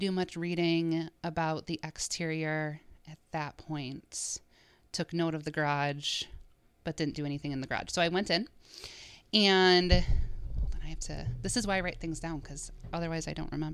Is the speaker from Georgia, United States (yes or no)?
no; Menomonee Falls, Wisconsin, United States; I grew up in Menomonee Falls, so I passed this house quite a bit